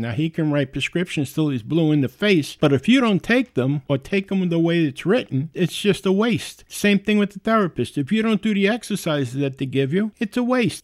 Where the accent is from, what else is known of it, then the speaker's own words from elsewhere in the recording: New York City, New York, United States; accent: New York; I was born and raised in the Bronx. I realize I do have a New York accent.